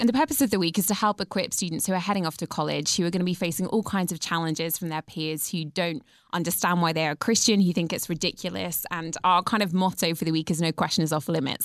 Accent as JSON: {"language": "English", "region": "England", "country": "United Kingdom", "said": "I'm British, and in England, we kind of like to understate everything"}